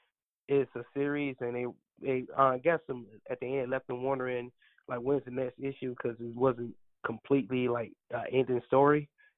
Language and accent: English; Stovall, North Carolina, United States; moved away as an adult; now in Raleigh, United States; growing up from Stovall